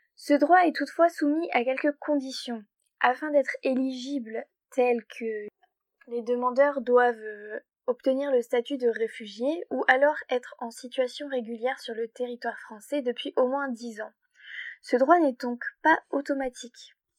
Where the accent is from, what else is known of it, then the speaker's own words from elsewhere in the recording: Hauts-de-France, France; par chez nous, en Hauts-de-France